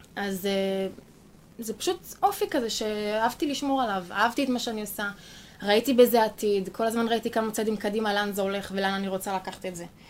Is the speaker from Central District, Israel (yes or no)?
yes; Ein Sarid, Central District, Israel; born or raised there